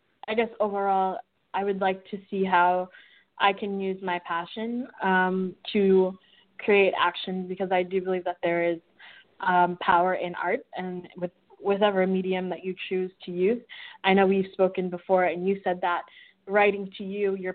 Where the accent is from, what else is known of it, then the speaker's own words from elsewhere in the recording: Wichita, Kansas, United States; moved away; also born or lived in Malawi (family origin); I'm a Malawi American, and I grew up in Wichita, Kansas